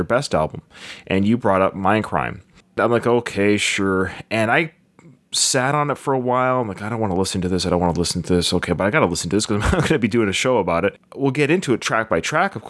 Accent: Victoria, British Columbia, Canada; I'm from Victoria, born and raised in Victoria, British Columbia

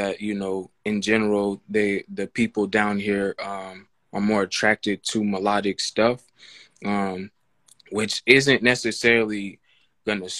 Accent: Sacramento, California, United States; moved away as an adult; now in Atlanta, United States; I'm from Sacramento, California

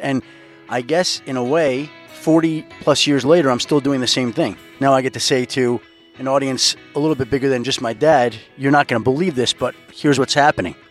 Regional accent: Manhasset, New York, United States; growing up on Long Island

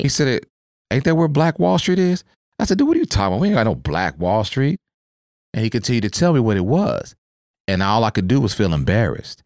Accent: Oklahoma, United States; moved away as an adult; born and raised in Oklahoma, and then, of course, military took me around and they got me here

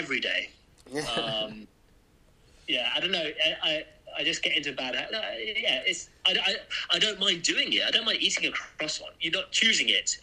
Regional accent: England, United Kingdom; now in Berlin, Germany; growing up in England

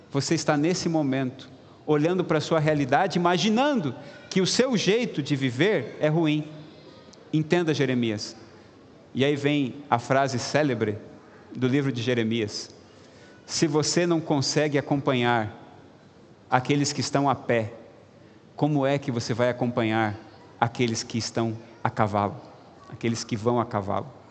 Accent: Rio Grande do Sul, Brazil; moved away; do Rio Grande do Sul, onde nasci, onde tenho alguns amigos

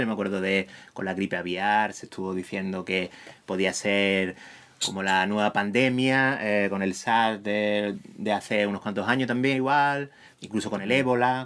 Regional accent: Huelva, Andalusia, Spain; soy de Huelva

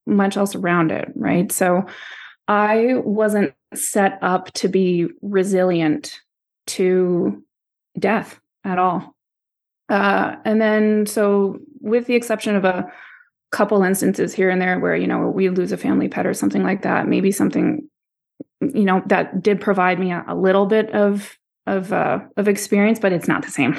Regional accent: East Coast, the Maritimes, Canada; also born or lived in Florida, United States / Poland (parents); I was raised on the East Coast, so am I a Maritimer?

